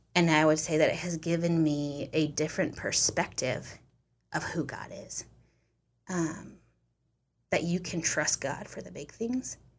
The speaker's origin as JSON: {"language": "English", "country": "United States", "said": "I'm American"}